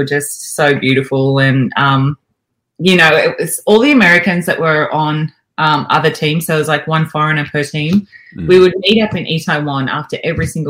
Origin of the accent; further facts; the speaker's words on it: Albury, New South Wales, Australia; moved away as an adult; I'm a country kid. You know, I grew up in Albury.